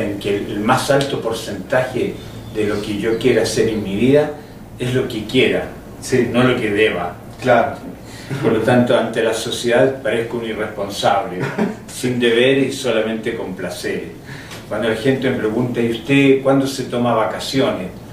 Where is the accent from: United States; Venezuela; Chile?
Chile; Yo vengo de Chile